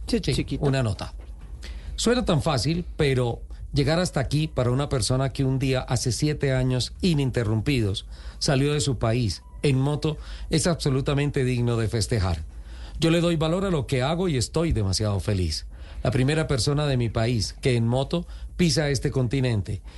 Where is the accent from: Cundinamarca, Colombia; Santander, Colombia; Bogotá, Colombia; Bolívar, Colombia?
Santander, Colombia; mi tierra, Santander